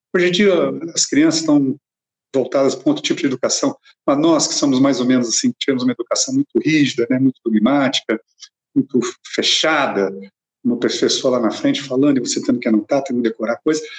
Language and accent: Portuguese; Cambuquira, Minas Gerais, Brazil; moved away; fui para Cambuquira, minha cidade natal